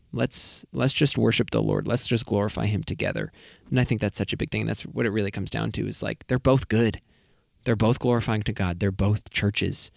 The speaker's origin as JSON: {"language": "English", "region": "New England", "country": "United States", "moved": "yes", "said": "I'm from New England"}